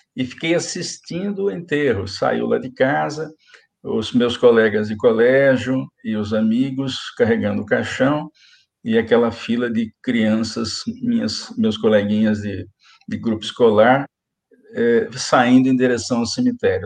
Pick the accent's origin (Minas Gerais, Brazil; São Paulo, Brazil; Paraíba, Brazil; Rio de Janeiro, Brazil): São Paulo, Brazil; Araraquara; born or raised there